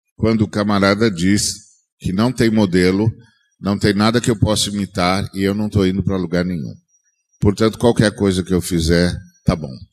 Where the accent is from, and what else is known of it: Brazil